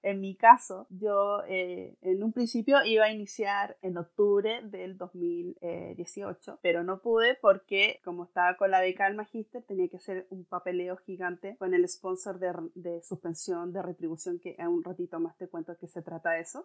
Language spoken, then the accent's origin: Spanish; Chilean Patagonia, Magallanes and Chilean Antarctica, Chile; moved away as an adult; now in England; yo soy chilena, oriunda de la región de Magallanes, ubicada en la Patagonia chilena.